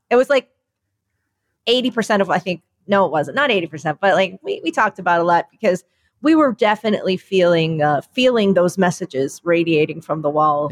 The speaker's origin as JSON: {"language": "English", "country": "United States", "said": "I'm the American in the family."}